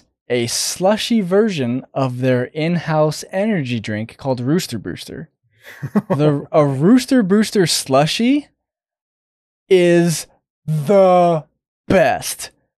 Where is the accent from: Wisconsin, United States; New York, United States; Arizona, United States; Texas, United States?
Arizona, United States; Phoenix; I grew up in Phoenix